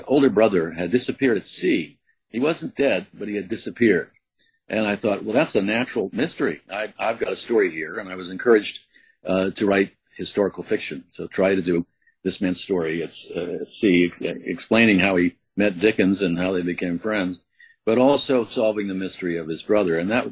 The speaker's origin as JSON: {"language": "English", "country": "U.S. Virgin Islands", "tie": "born or raised there", "said": "I had a childhood growing up in St. Croix, which was an unusual childhood. But from a very early age, I was raised there"}